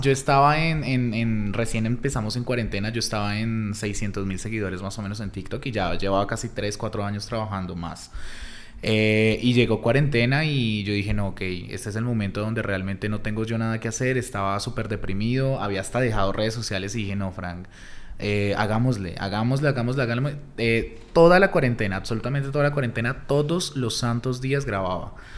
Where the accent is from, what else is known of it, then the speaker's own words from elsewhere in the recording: Pitalito, Huila, Colombia; soy de Pitalito Huila, es un pueblo ya bastante, bastante grande en el sur del Huila, de la capital de Neiva. Eh, nací allá, empecé allá más o menos a mis 14 años